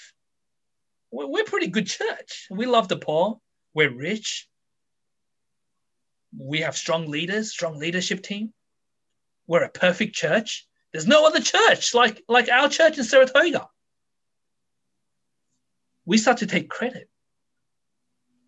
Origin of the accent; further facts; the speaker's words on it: Australia; I was brought up in Australia